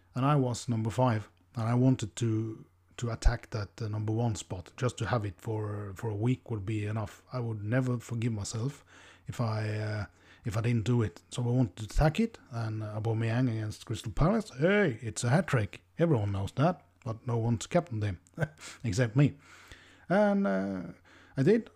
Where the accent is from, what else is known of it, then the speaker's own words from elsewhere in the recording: Norway; English is a second language; I'm from Norway, the land of the F P L gods.